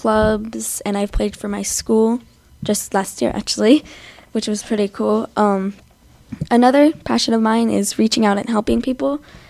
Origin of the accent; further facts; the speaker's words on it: Arizona, United States; also born or lived in Mission Viejo, California; I'm 12 years old. I live in Arizona. I was born in Michigan Viejo, California, but I moved to Arizona when I was 2.